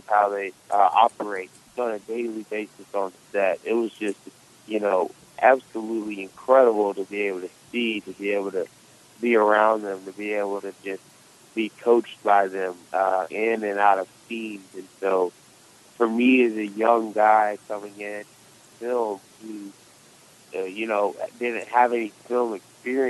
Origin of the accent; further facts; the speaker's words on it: Birmingham, Alabama, United States; I grew up in Birmingham a majority of my life.